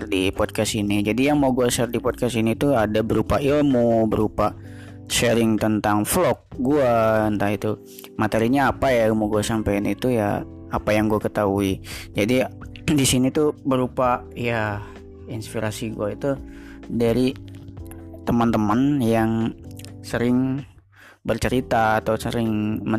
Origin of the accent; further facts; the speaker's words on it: Depok, West Java, Indonesia; born there; uh, lahir di Depok tanggal 27 April ya 1998